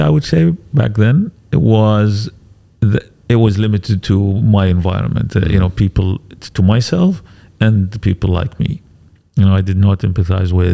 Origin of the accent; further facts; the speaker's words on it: England, United Kingdom; moved away as an adult; I grew up in England